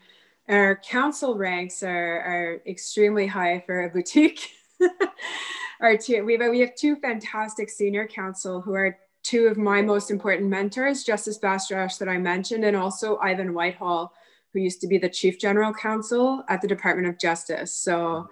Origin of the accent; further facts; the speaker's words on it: Ottawa, Ontario, Canada; I'm born and raised in Ottawa